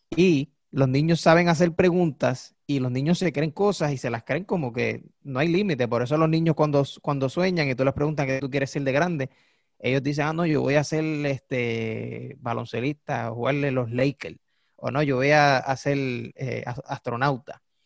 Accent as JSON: {"language": "Spanish", "country": "Puerto Rico", "accent": "boricua", "said": "nosotros hablamos como boricua porque somos boricua."}